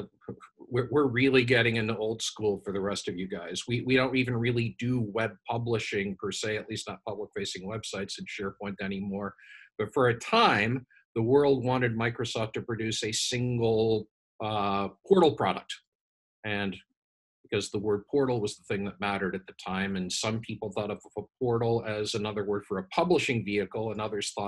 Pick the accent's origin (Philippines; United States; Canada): Canada; I'm Canadian.